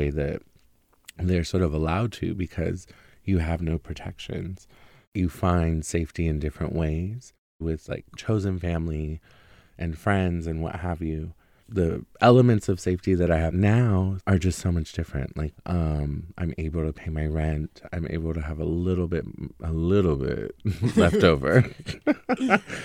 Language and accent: English; Portland, Oregon, United States; now in San Francisco, United States; I'm originally from the Pacific Northwest in Northeast Portland. I had transitioned in high school